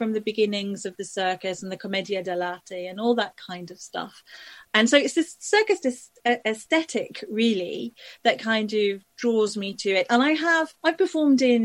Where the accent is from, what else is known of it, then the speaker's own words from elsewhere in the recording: Leeds, Yorkshire and the Humber, United Kingdom; also born or lived in Liverpool / Isle of Man; I grew up in Leeds, you know, I come from a working class family in Leeds